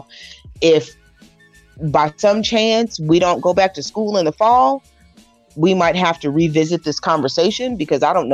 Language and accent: English; North Kansas City, Missouri, United States; I grew up in North Kansas City, so I went to middle school at sixth grade